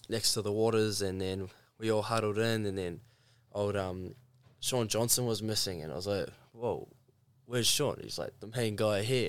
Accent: New Zealand; I'm from the Mount Arataki, to be specific

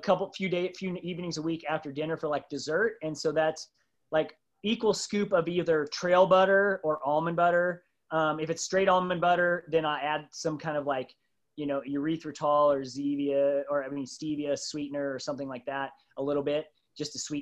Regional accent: Midwest, United States; I grew up on Doritos and Captain Crunch and in the Midwest

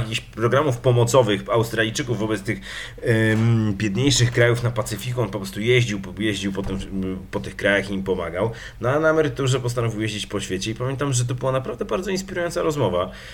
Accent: Legnica, Lower Silesian Voivodeship, Poland; z moimi ziomkami z mojej miejscowości, z której pochodzę, czyli z Legnicy

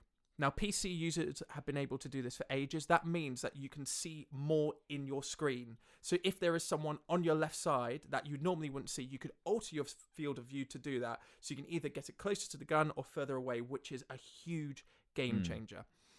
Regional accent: Melbourne, Victoria, Australia; I actually did grow up in Australia. I grew up in Melbourne.

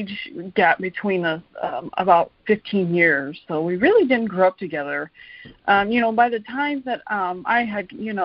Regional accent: Fairmont, West Virginia, United States; moved away as an adult; also born or lived in Charleston, West Virginia / Minneapolis, Minnesota; I grew up in Fairmont, West Virginia

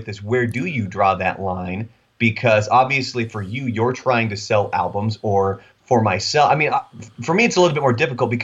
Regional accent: Oregon, United States; now in Texas, United States; I grew up in Oregon.

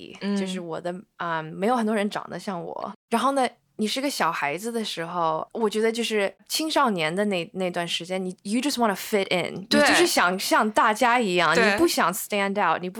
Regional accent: China; born there; 我是中国人，我是在中国出生的，然后呢。我会说中文

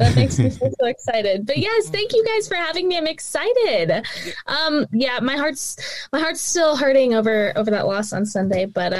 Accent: Las Cruces, New Mexico, United States; So I grew up in Las Cruces, born and raised. I'm a Mayfield High School alum. I went to NMSU, where I graduated with my degree in journalism and mass communications.

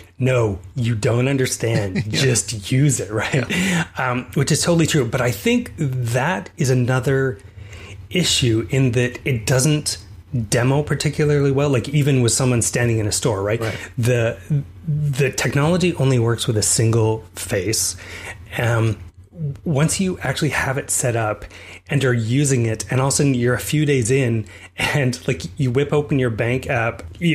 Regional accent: Calgary, Alberta, Canada; moved away; we're both originally from Calgary

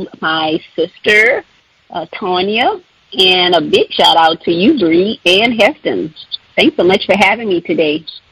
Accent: Louisiana, United States; Okay, well, I am from Louisiana. I've lived here all my life, and I am a singer, songwriter, performer.

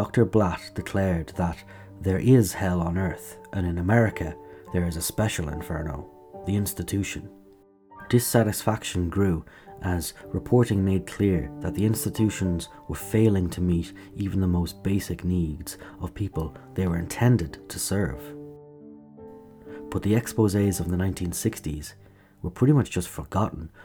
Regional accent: Kilkenny, Leinster, Ireland; my hometown, Kilkenny, hosted the German delegation

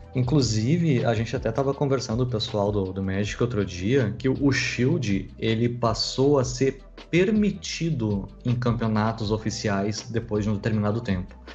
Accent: Porto Alegre, Rio Grande do Sul, Brazil; Eu, sou nascido e criado em Porto Alegre

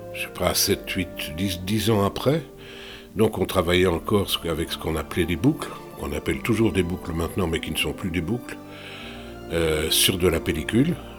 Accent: Belgium; moved away as an adult; also born or lived in London / Paris; now in France; je ne suis pas retourné en Belgique de manière permanente euh, depuis

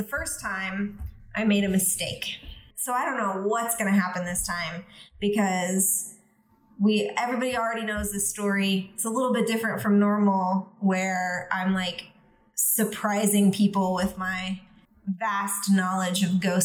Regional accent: Texas, United States; Being born and raised in Texas myself

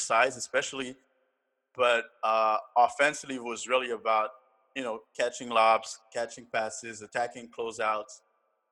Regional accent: Canada; I'm Canadian

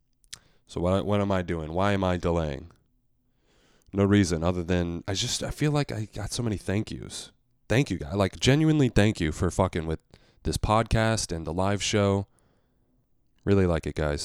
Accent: the West, United States; now in New York, United States; Growing up in the West, you will get a natural howdy every once in a while

